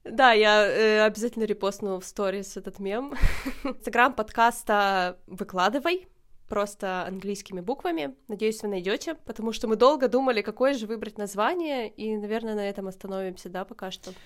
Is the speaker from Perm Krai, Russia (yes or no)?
yes; Dobryanka, Perm Krai, Russia; moved away as an adult; now in Kraków, Poland; Хотя я вообще родилась не в Перми, я родилась в Добрянке. Это очень маленький